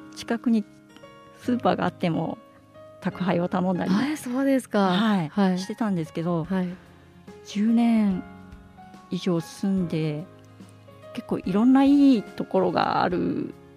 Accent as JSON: {"language": "Japanese", "town": "Iwakuni", "region": "Yamaguchi", "country": "Japan", "tie": "born or raised there", "also_born_or_lived": "Hiroshima", "moved": "yes", "lives_now": "Sendai, Japan", "said": "山口県岩国市っていうところに"}